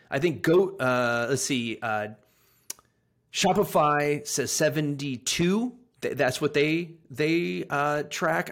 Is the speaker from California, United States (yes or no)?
yes; Sacramento, California, United States; moved away; also born or lived in England / Anchorage, Alaska; a good old, like, Polish farmer from Northern California